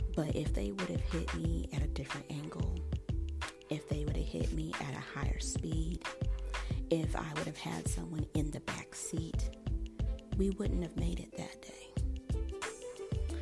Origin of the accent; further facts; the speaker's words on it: Colorado, United States; where I grew up in Colorado